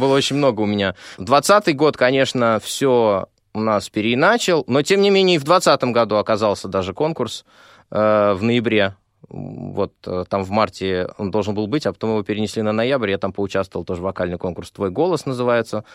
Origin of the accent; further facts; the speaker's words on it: Moscow, Russia; а я живу много в Москве. Ну, собственно, я москвич.